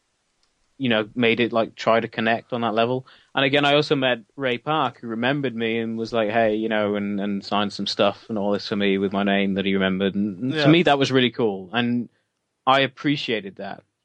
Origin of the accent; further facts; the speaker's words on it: Wales, United Kingdom; we are proud of being Welsh